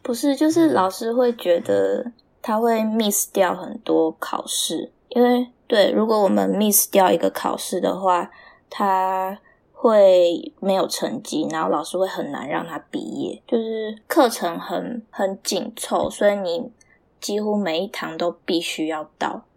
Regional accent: Taiwan; moved away as an adult; now in Canada; 我台湾人

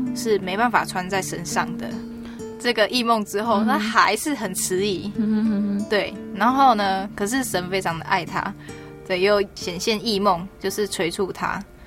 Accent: Taiwan; also born or lived in Auckland, New Zealand; 我是从台湾来的

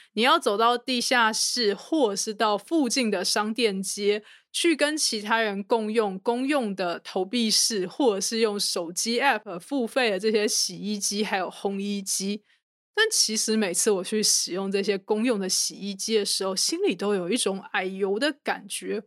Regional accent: Taipei, Taiwan; moved away as an adult; now in United States; 我这个从小在台湾台北市长大的人

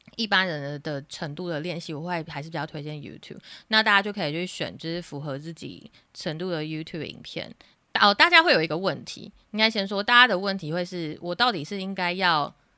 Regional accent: Taiwan; 在台湾学英文的学生经历过的那个学习过程，其实我也有经历过

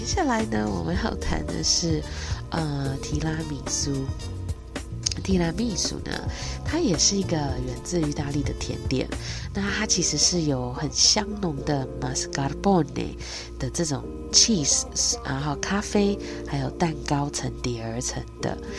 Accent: Taiwan; 我们台湾人

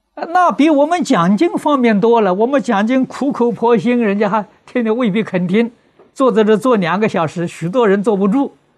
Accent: China; 我们中国人

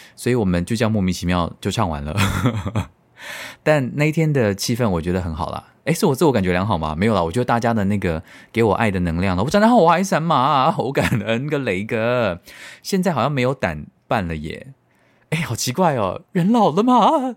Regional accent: Tainan, Taiwan; 你知道我们台南人就是非常的怕死

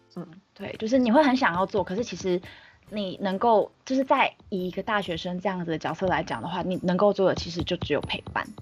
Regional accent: Taipei, Taiwan; 万年台北人，台北长哦。大，台北念书，所以就是基嗯。本上没有离开过台北

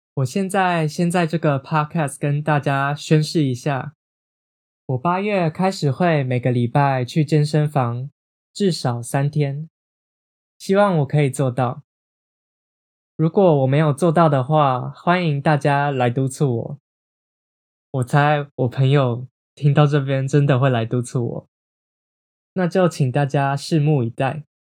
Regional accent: Taiwan; 我在台湾长大，我的身份认同是台湾人。或是像是我今年二十四岁

